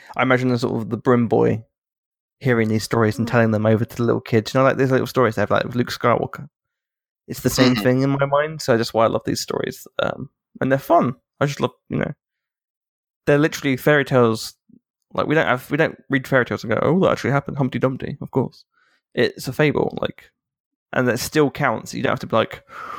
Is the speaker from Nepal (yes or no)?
no; England, United Kingdom; I'm an Englishman